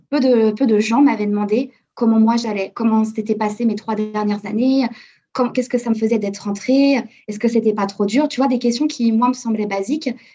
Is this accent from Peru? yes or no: no; Chambéry, Auvergne-Rhône-Alpes, France; moved away as an adult; also born or lived in New York / Hong Kong; now in Toronto, Canada; je suis originaire de Savoie, dans une ville qui s'appelle Chambéry, les Alpes.